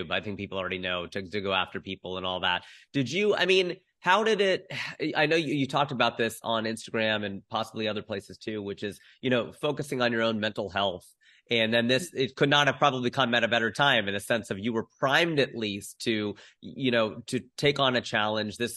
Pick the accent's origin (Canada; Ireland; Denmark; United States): United States; Ohio; I'm from Ohio, so I feel you totally.